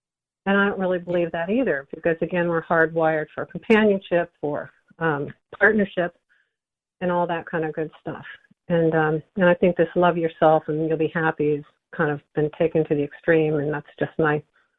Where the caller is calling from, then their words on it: Nyack, New York, United States; I'm calling from Nyack, New York.